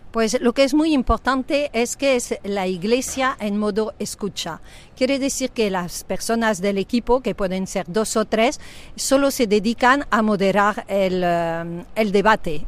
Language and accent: Spanish; France; moved away as an adult; now in Spain; soy francesa, pero afincada aquí en España, casado con un español, pues desde 34 años